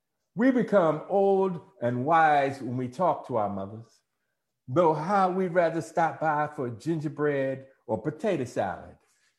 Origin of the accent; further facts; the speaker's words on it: Washington, District of Columbia, United States; I'm from Washington, D.C.